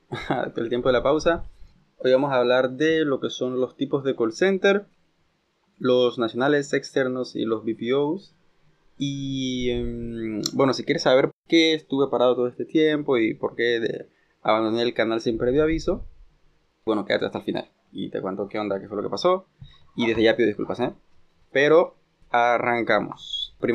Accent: Panama

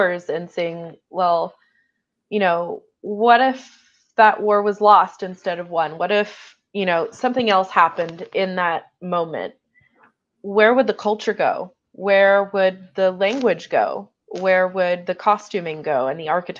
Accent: United States; as an American

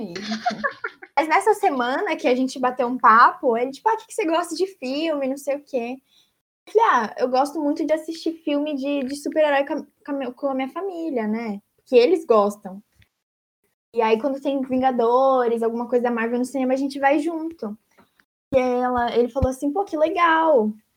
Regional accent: Brazil; moved away; Sou brasileira

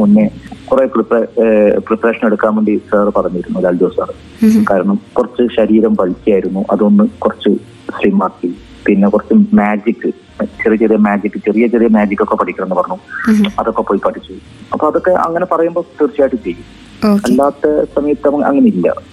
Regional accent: Taliparamba, Kerala, India; ഞാൻ എന്റെ നാട്ടിൽ തളിപ്പറമ്പിൽ

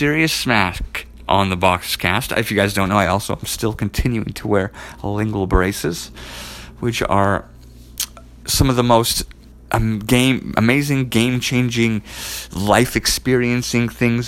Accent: Edmonton, Alberta, Canada; I'm from Edmonton, Alberta

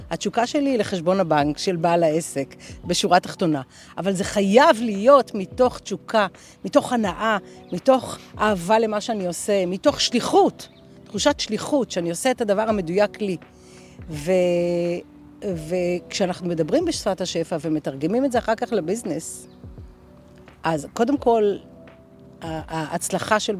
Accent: Australia; אני אוסטרלית, by definition, עם פספורט. אה, חייתי כמה שנים טובות באוסטרליה.

